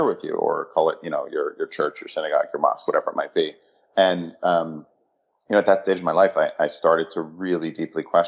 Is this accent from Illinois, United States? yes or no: no; Connecticut, United States; also born or lived in New York City; So I ended up growing up in Connecticut, about an hour outside of the city